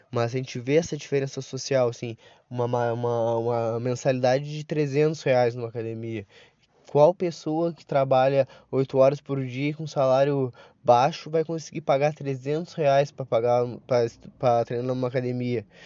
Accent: Brazil; como brasileiro

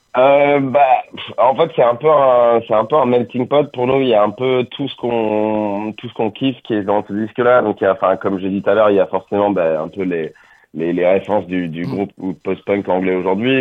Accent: Angoulême, Nouvelle-Aquitaine, France; moved away as an adult; now in Paris, France; on est tous d'Angoulême à la base, et en fait, moi, j'ai déménagé à Paris il y a une dizaine d'années

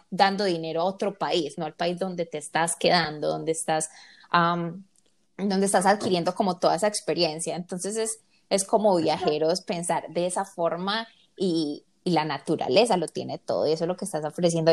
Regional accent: Medellín, Antioquia, Colombia; somos los tres colombianos y de Medellín

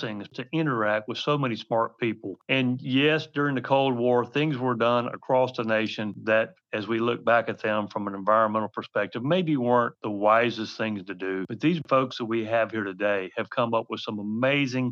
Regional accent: Carthage, North Carolina, United States; moved away; I am from a very small town in North Carolina, Carthage, North Carolina

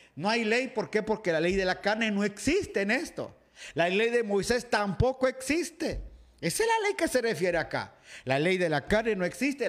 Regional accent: Guatemala; moved away; iglesia Betania, donde me crié allá en Guatemala

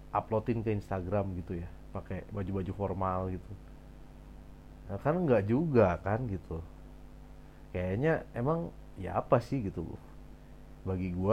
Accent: Bandung, West Java, Indonesia; also born or lived in Surabaya / Cirebon; kalau lahir ya lahir di Surabaya lalu gede di Bandung tapi SMA tiba-tiba gue pindah ke Cirebon gitu abis dari situ gue kuliah balik lagi ke Bandung

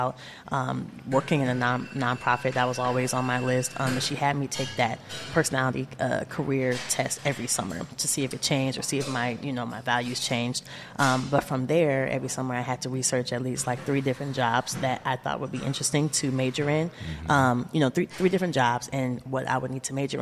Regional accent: South Bend, Indiana, United States; also born or lived in Terre Haute, Indiana; I grew up right here in South Bend, Indiana. I was born in Indianapolis, Indiana, but moved here when I was just an infant.

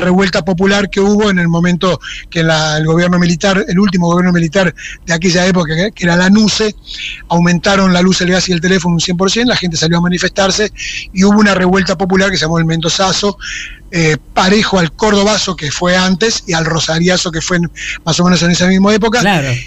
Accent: Argentina; moved away; mi pueblo, que es el lugar preferido, digamos, no, tan preferido que yo me fui de ahí sin haberme ido nunca

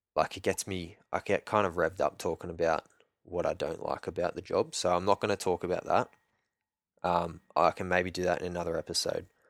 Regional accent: Sydney, New South Wales, Australia; moved away as an adult; I grew up in Sydney, north, northwest ish, Sydney. Um, Castle Hill, Barrow, Hornsby kind of area.

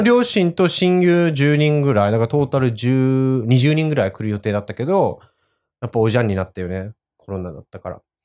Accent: Nagasaki, Japan; accent: Nagasaki dialect; first language Japanese; also born or lived in Tokyo; now in United Kingdom; 長崎出身なので

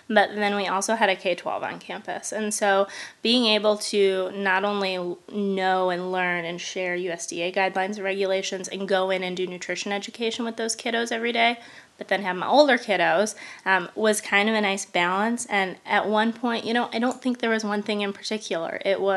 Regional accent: Michigan, United States; moved away as an adult; now in Indiana, United States; I'm from Michigan originally.

